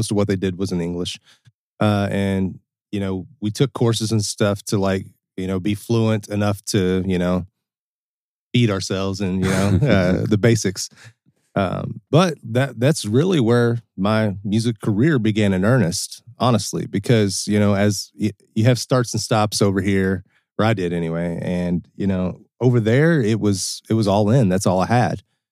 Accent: Cincinnati, Ohio, United States; also born or lived in Kentucky / Milan, Italy; Venga da Cincinnati, Ohio. I'm from Cincinnati, Ohio.

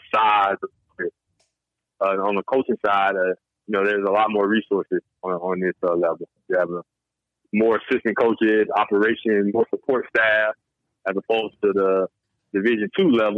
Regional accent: Georgia, United States; moved away as an adult; now in Buffalo, United States; I'm from Georgia

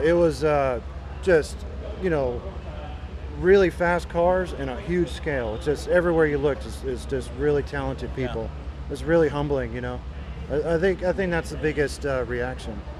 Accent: Texas, United States; also born or lived in Brazil; I was born in Brazil, but I mostly I've lived in Texas

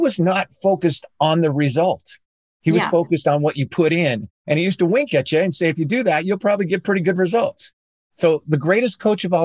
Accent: Southern California, United States; I grew up in Southern California

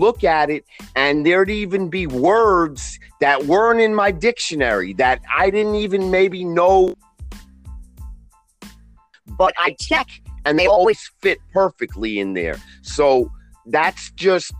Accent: New York City, New York, United States; also born or lived in Middle East / Israel; I'm born and raised in Queens, New York, with plenty of time in the Middle East and Israel.

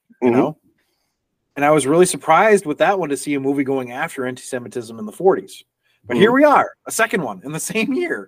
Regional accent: New York, United States; I'm from New York

